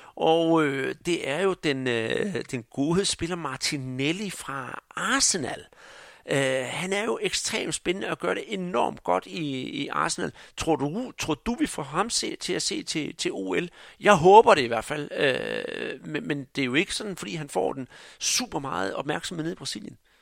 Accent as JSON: {"language": "Danish", "country": "Denmark"}